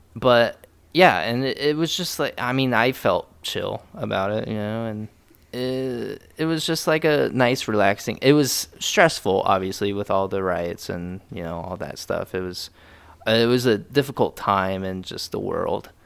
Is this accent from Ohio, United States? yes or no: yes; Dayton, Ohio, United States; moved away; we're from Dayton